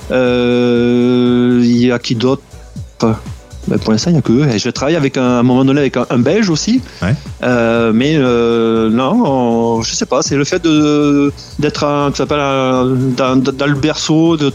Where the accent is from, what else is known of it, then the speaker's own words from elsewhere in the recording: France; now in Quebec, Canada; ça fait depuis 2000, 2005 euh, que je suis ici au, Québec. Et on est un petit peu. Ben, on est français, mais on est québécois-canadien.